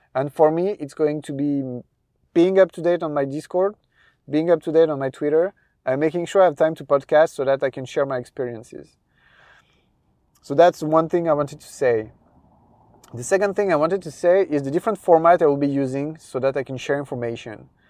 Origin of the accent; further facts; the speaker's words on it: France; accent: French; English is a second language; my French accent